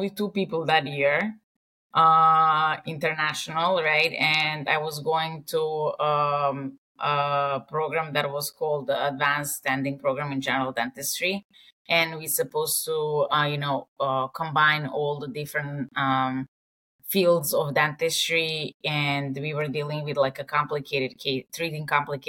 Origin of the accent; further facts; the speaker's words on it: Serbia; English is a second language; moved away as an adult; now in New York, United States; I was born and raised in Serbia